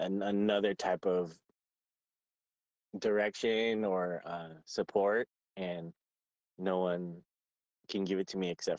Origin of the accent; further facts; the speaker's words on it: Fontana, California, United States; Yeah, in California, this city called Fontana. This place was probably about like an hour away from LA.